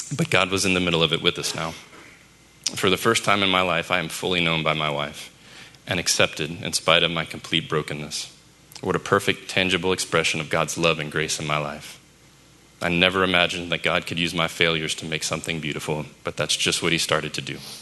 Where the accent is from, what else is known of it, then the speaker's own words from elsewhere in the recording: New Orleans, Louisiana, United States; I was born in New Orleans to parents who were babies themselves